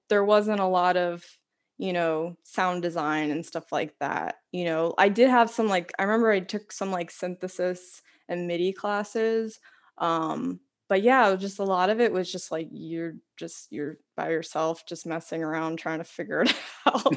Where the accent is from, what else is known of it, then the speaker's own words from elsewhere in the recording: Washington Township, New Jersey, United States; I grew up in Washington Township, New Jersey, which is like really just next door